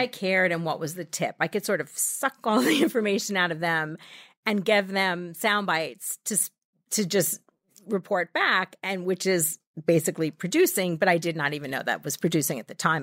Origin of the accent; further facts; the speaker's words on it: Massapequa, New York, United States; also born or lived in San Francisco; I grew up in Massapequa.